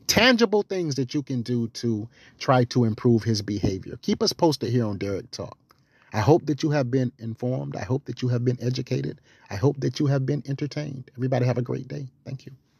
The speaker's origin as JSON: {"language": "English", "region": "the South", "country": "United States", "said": "I'm from the South."}